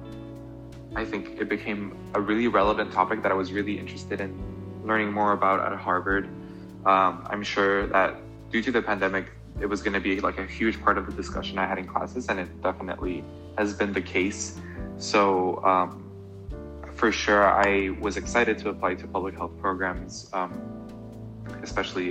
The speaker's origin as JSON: {"language": "English", "town": "Guatemala City", "region": "Guatemala Department", "country": "Guatemala", "tie": "born or raised there", "also_born_or_lived": "Atlanta, United States", "moved": "as an adult", "lives_now": "Boston, United States", "said": "I was born and raised in Guatemala City, Guatemala."}